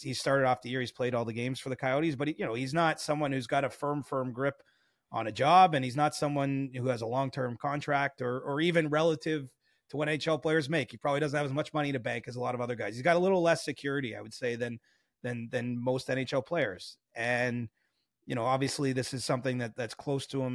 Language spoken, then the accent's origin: English; Cobourg, Ontario, Canada; I'm from Coburg. I haven't, I don't exactly make a secret of where I'm from